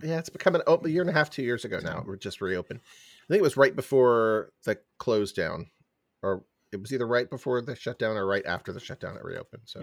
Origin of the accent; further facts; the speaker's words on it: San Francisco Bay Area, California, United States; as a kid growing up in California, in the San Francisco Bay Area